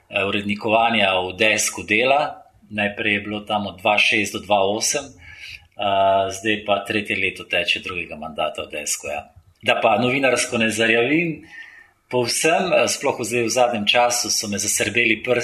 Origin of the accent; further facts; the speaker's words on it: Slovenia; also born or lived in Yugoslavia; Pač rojeno Jugoslavijo, Jugoslovan, zato nisem nič manjši slovenc.